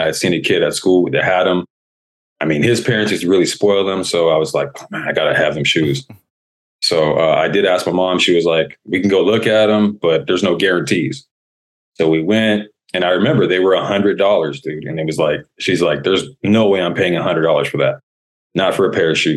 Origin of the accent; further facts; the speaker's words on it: Phoenix, Arizona, United States; moved away as an adult; now in Las Vegas, United States; I'm originally from Phoenix, Arizona, born and raised.